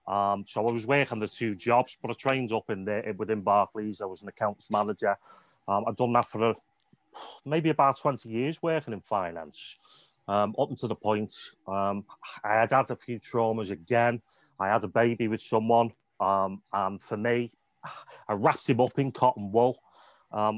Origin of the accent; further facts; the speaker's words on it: Liverpool, North West England, United Kingdom; also born or lived in Wales / Southport; We moved from Liverpool to Wales because she was originally from Wales